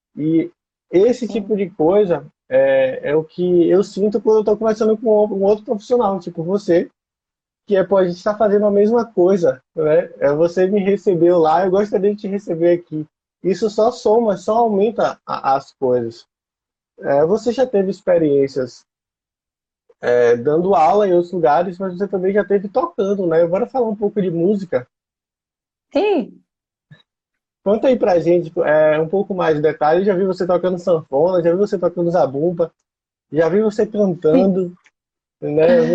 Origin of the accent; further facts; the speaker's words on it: Northeast Region, Brazil; eu sou nordestino, a gente está aqui na Bahia